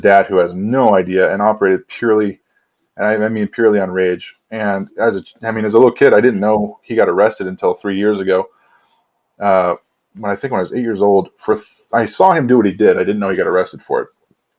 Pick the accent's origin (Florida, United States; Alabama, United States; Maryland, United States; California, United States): California, United States; San Diego; born there; also born or lived in Washington / Oregon / Oklahoma; now in Idaho, United States; I was born in San Diego. And then we wound up living in Washington, Oregon, Oklahoma, back up to Washington, down to California. And now here I am in Idaho.